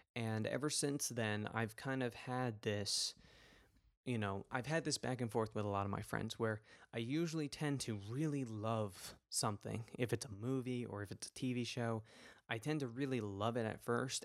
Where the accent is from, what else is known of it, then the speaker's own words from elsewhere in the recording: New York City, New York, United States; my hometown